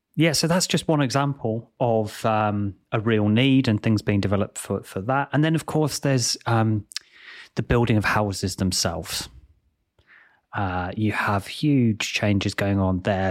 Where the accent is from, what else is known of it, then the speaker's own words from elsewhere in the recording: England, United Kingdom; Growing up in England